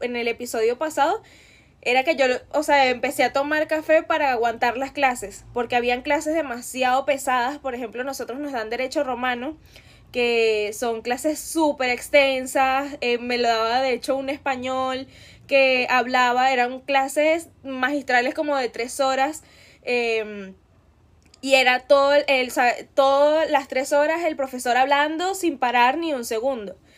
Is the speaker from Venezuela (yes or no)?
yes; Venezuela; escuchábamos mucho en Venezuela en esa época